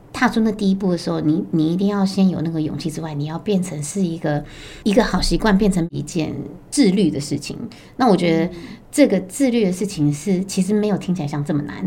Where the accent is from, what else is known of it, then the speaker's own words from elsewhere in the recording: Taipei, Taiwan; 我也是台北人，那我本身是二宝妈